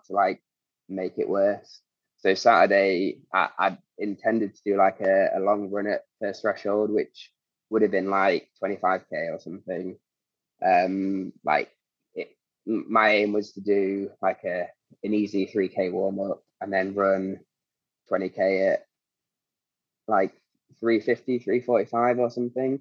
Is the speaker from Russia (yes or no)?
no; Derby, East Midlands, United Kingdom; moved away; had to drive down to Derby, which is my hometown